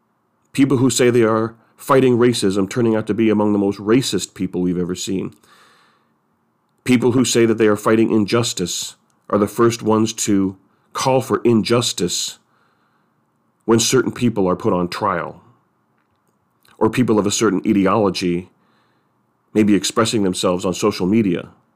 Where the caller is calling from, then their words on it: San Francisco, California, United States; I'm speaking from San Francisco.